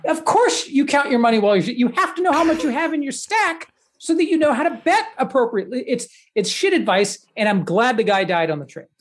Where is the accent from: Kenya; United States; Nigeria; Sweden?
United States; the South; I grew up in the South